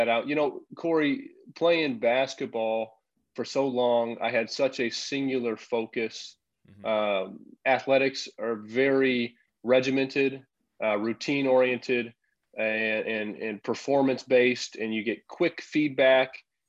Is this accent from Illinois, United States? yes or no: yes; Champaign, Illinois, United States; moved away as an adult; also born or lived in Europe; I'm back here in my hometown with my wife, Teresa